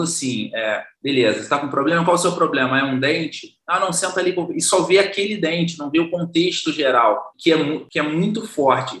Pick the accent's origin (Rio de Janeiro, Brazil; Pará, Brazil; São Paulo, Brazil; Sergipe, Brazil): Rio de Janeiro, Brazil; Valença; sou natural de Valença, interior do Rio de Janeiro